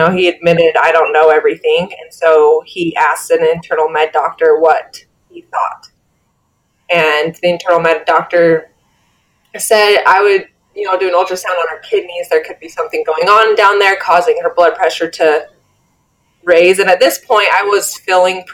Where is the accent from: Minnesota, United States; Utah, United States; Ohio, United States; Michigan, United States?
Utah, United States; also born or lived in Iowa City, Iowa; I grew up in Utah